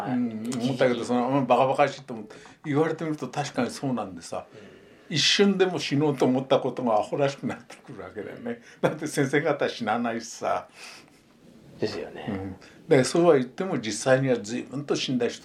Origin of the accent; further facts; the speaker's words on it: Otaru, Hokkaido, Japan; moved away; also born or lived in Hiratsuka / Yoichi; 北海道です、ね、そうですそうです。でおくの実家が小樽にあったもんですからね。